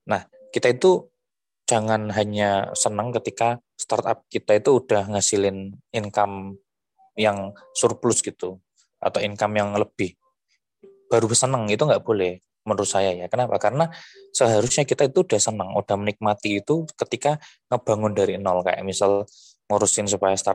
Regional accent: Bojonegoro, East Java, Indonesia; Terus saya coba e, ngebangun tim untuk ngasih APD ke nakes-nakes di kota saya dari Bojonegoro kan.

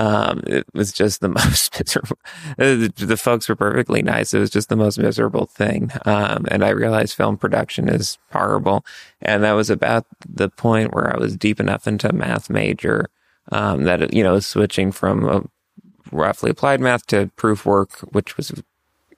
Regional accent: Westchester, New York, United States; also born or lived in Pelham, New York / Pleasantville, New York; I grew up in Westchester, Pelham, then Pleasantville, went to Byram Hills High School.

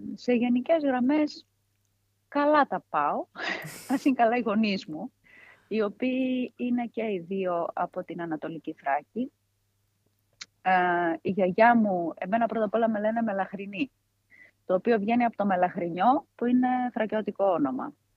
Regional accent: Komotini, East Macedonia and Thrace, Greece; also born or lived in Maroneia; εδώ η περιοχή ήμασταν και 500 χρόνια κάτω από του Τούρκου

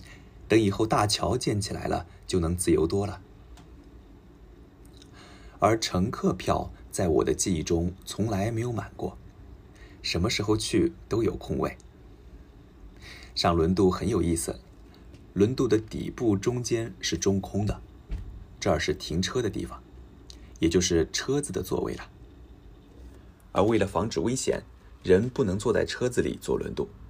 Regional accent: Daishan, Zhejiang, China; 目前我的老家岱山岛。和很多别的小岛还没有用桥连接起来，所以出岛依然需要坐船。

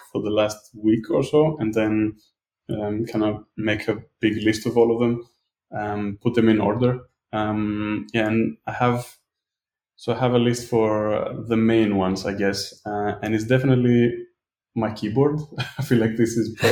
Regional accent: Greece; I'm from Greece.

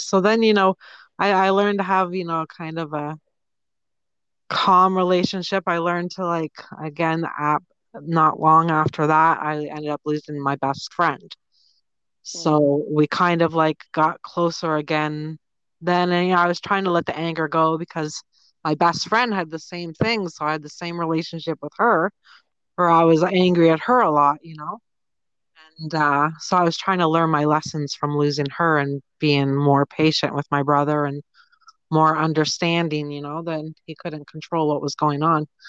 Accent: Toronto, Ontario, Canada; I'm from Toronto or just outside of Toronto in Ontario, Canada.

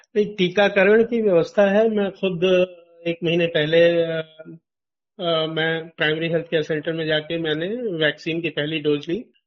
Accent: Bankata block, Deoria district, Uttar Pradesh, India; जिस ब्लॉक में मेरा गांव आता है बनकटा उसमें 75 गांव हैं

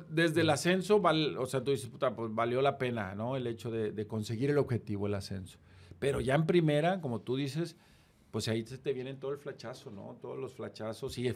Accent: Reynosa, Tamaulipas, Mexico; moved away; also born or lived in Guadalajara; la mayoría de la somos gente de Reynosa

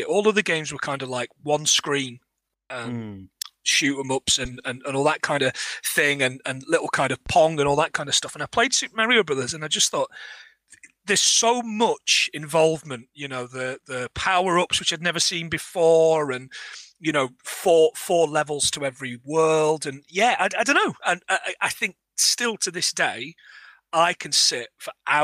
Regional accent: Nottingham, East Midlands, United Kingdom; now in Carlisle, United Kingdom; although I'm originally from Nottingham, I live in Carlisle now

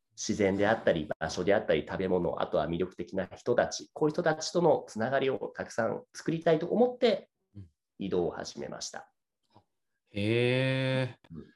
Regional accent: Saitama, Japan; moved away; 出身は僕は埼玉県です。

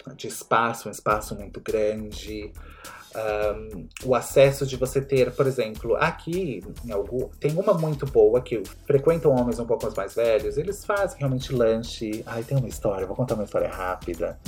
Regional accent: Brazil; eu sou brasileiro

